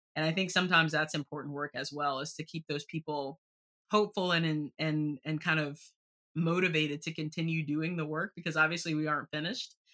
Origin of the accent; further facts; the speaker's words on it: Southeastern North Carolina, United States; now in Washington, D.C., United States; I grew up in Southeastern North Carolina